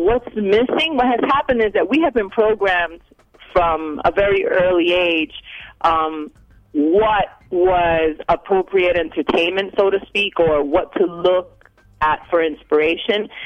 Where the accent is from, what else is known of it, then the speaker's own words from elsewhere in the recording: United States; I was born and raised here